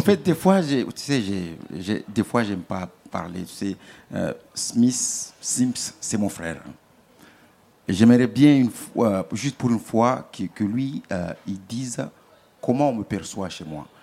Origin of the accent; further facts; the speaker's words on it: Mayotte; je ne peux pas me présenter tout simplement en tant que Maoré